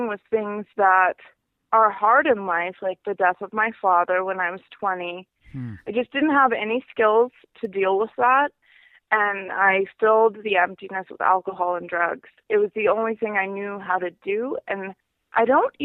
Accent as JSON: {"language": "English", "town": "Seattle", "region": "Washington", "country": "United States", "tie": "born or raised there", "also_born_or_lived": "Montana", "said": "I was born in Montana, but I grew up in Seattle, Washington, and I spent most of my life there"}